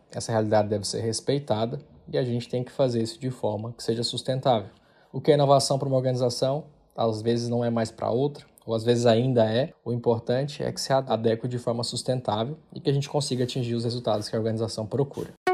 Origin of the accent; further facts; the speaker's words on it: Porangatu, Goiás, Brazil; moved away as an adult; also born or lived in Guarulhos, São Paulo / Palmas, Tocantins; now in Covilhã, Portugal; Eu nasci em Guarulhos, em São Paulo, mas fui criado em Porangatu, onde fiquei até os 17 anos